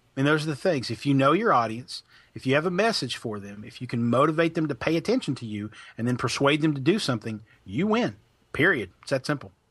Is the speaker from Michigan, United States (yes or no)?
no; Pikeville, Kentucky, United States; moved away as an adult; also born or lived in Logan, West Virginia / Birmingham, Alabama; now in Louisville, United States; I'm from, uh, Pikeville, Kentucky. That's where I grew up